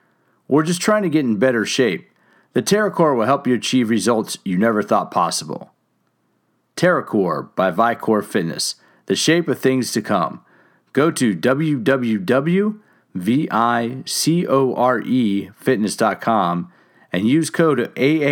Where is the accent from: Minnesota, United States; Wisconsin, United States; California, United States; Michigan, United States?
California, United States; San Diego; from my hometown, San Diego, California